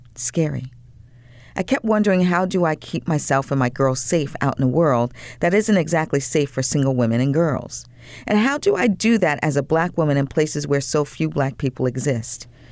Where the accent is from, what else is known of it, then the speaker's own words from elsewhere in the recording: Long Island, New York, United States; I'm from Long Island, New York